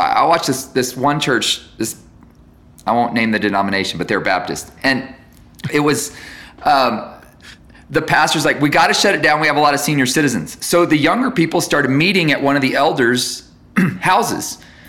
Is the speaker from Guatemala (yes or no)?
yes; Guatemala; I grew up in Guatemala and I met all these people in Guatemala